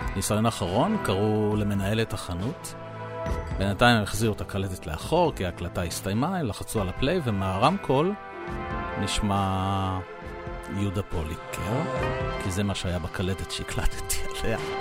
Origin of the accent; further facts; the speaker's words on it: Israel; אני תייר מישראל